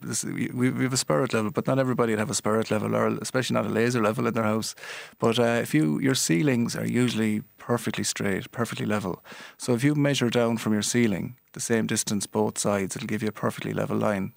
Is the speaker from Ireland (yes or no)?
yes; Galway, Connacht, Ireland; accent: Galway; my Galway accent